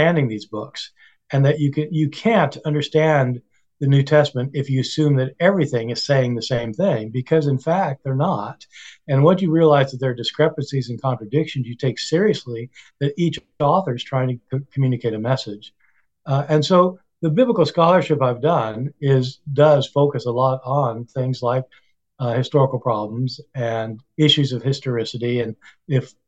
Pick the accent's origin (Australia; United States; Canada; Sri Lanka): United States; Kansas; moved away as an adult; I grew up in Kansas